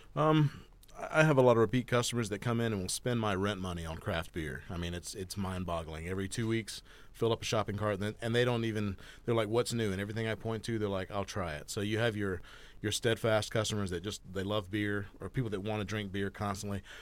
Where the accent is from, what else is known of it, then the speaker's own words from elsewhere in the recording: Georgia, United States; also born or lived in Florida Panhandle; now in Bend, United States; I'm originally from Georgia. Uh, in 2020, I moved here from the Florida Panhandle